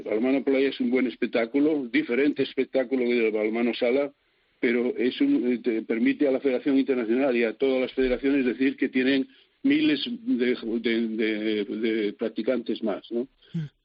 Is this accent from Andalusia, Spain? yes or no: no; Asturias, Spain; moved away; aquí en Asturias siempre se me trató muy bien y yo siempre soy el asturiano de no sé qué, el asturiano de no sé cuánto